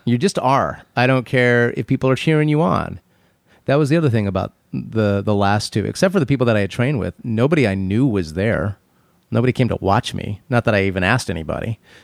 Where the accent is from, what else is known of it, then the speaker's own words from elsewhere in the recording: Phoenix, Arizona, United States; moved away; When I was a kid, I grew up in Phoenix